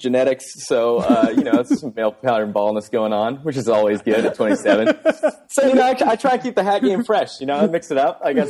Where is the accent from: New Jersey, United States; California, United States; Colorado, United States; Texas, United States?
Texas, United States; Fort Worth; born there; also born or lived in Bay Area; I was born in Texas, and then